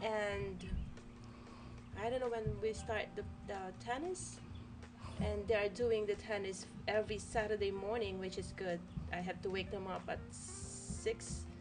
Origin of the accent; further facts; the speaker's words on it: Isabela, northern Luzon, Cagayan Valley, Philippines; moved away; I came from um, Isabela. Uh huh. Yeah, it's not. It's northern mm-hmm. Luzon.